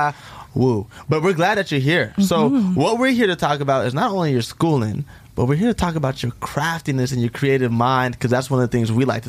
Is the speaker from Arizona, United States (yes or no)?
yes; Tucson, Arizona, United States; I'm also from Tucson, Arizona